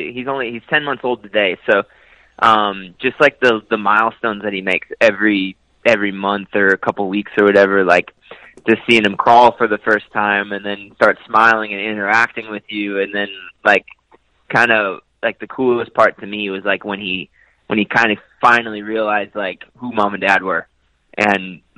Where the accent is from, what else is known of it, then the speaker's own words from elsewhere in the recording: Minnesota, United States; I grew up in Minnesota